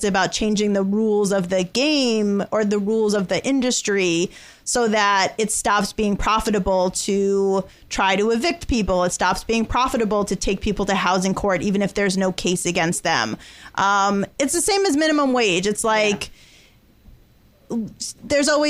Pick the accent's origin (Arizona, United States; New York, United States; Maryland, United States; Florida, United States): New York, United States; Mitchell-Lama housing; I grew up in Mitchell-Lama housing